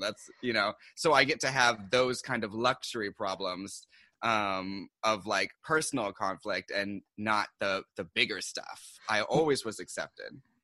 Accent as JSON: {"language": "English", "town": "Seattle", "region": "Washington", "country": "United States", "moved": "yes", "lives_now": "New York, United States", "said": "I'm originally from Seattle. Um, and I came here to do publishing"}